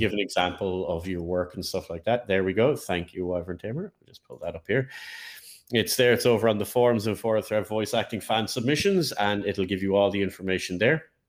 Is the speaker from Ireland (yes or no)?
yes; Ireland; As an Irishman